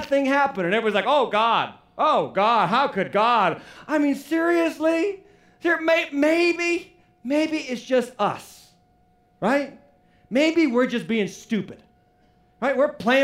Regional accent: United States; As American citizens

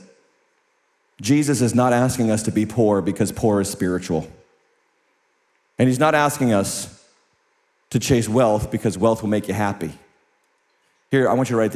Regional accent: United States; I'm an American, born and raised.

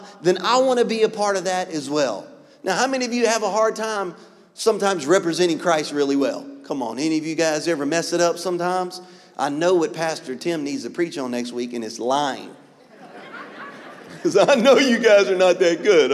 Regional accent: Louisiana, United States; I'm from Louisiana

